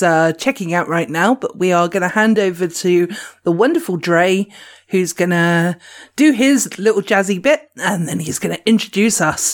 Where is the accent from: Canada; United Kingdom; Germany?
United Kingdom; Dorset, South West England; I'm from Dorset, which is the south coast or the southwest of the UK